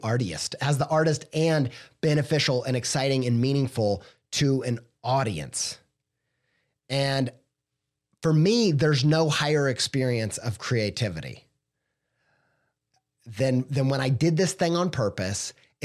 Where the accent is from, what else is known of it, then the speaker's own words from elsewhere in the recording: Whiteland, Indiana, United States; I grew up in Whiteland, Indiana, okay?